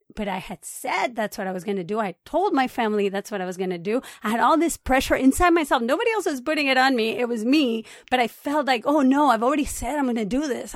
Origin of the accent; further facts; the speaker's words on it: Puerto Rico; moved away as an adult; also born or lived in Boston / California; now in Los Angeles, United States; I was born in Puerto Rico, and I lived there until I went to college.